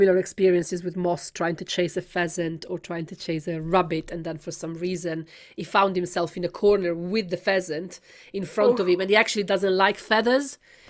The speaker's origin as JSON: {"language": "English", "town": "Milan", "region": "Lombardy", "country": "Italy", "said": "I come from Milan"}